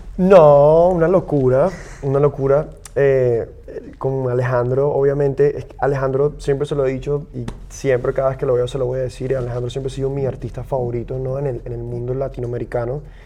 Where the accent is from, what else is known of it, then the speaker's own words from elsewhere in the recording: Venezuela; Yo, yo también como venezolano, para mí es muy importante como la realidad que yo he vivido como venezolano